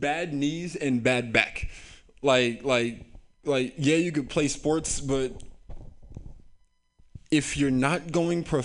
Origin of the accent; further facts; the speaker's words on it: San Francisco, California, United States; I grew up here in San Francisco